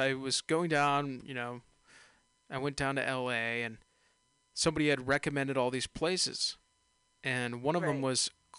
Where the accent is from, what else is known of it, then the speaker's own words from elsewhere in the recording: Bay Area, California, United States; I'm a naive Bay Area kid, you know, California kid